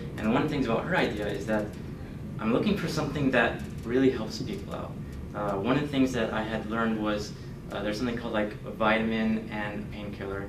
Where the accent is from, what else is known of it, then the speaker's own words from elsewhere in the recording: San Jose, California, United States; also born or lived in Poland; now in Sacramento, United States; I actually was born and raised in San Jose.